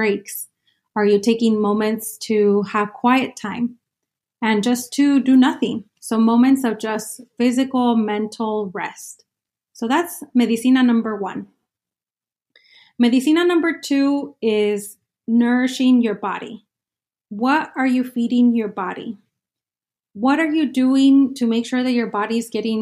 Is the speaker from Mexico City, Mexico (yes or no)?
no; Sonora, Mexico; now in Phoenix, United States; I'm an immigrant, indigenous mujer from Mexico, from Sonora, Mexico